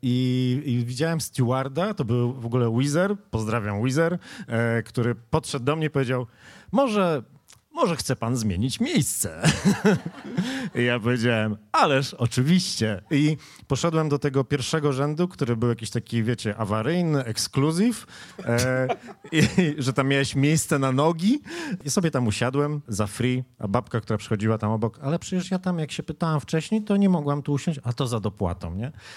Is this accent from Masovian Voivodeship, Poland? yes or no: no; a village near Wrocław, Lower Silesian Voivodeship, Poland; moved away; ja się wychowywałem pod Wrocławiem w takiej wsi